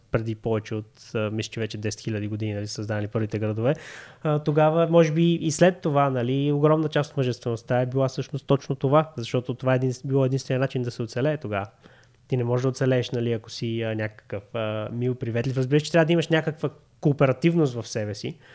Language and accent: Bulgarian; Kyustendil, Kyustendil Province, Bulgaria; moved away; защото съм от Кюстендил